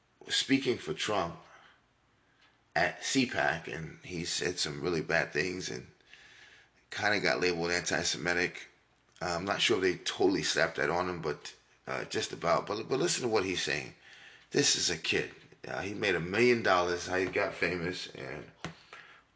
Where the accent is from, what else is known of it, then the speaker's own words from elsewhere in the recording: New York, United States; I grew up in New York and I loved sports as a kid